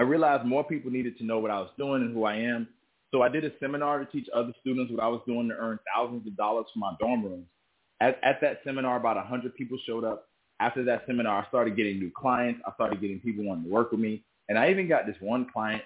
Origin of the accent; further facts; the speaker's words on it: South Miami, Florida, United States; I'm originally from South Miami, Florida. And I was born to a single mother